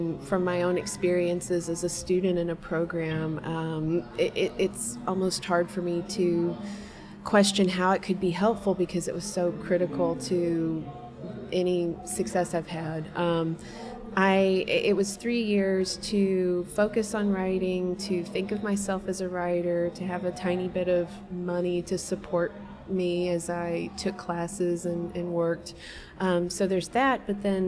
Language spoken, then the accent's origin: English; Russellville, Kentucky, United States; I grew up in Russellville, Kentucky, and lived in the same house until I was 18